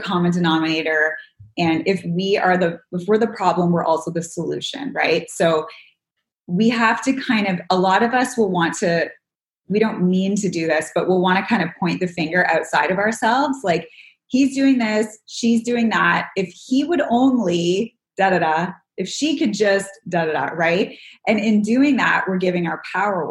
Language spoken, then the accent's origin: English; outside of Toronto, Ontario, Canada; now in Los Angeles, United States; I grew up in Canada, so I need nature